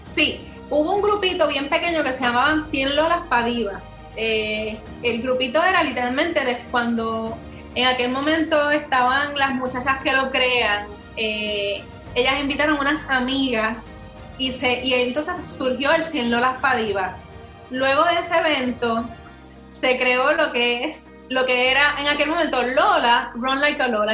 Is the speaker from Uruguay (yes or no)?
no; Puerto Rico; soy la única puertorriqueña